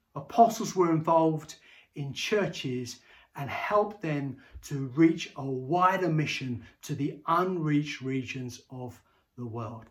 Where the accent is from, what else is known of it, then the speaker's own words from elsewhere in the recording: Bedford, East of England, United Kingdom; I grew up in Bedford and, uh, uh, and was lived in Bedford for many years and went to school all through Bedford